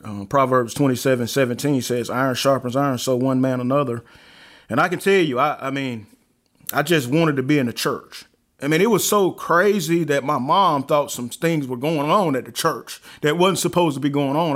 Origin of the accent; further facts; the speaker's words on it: Alabama, United States; also born or lived in Chicago, Illinois; now in North Carolina, United States; I actually was born in Chicago and, uh, raised in Alabama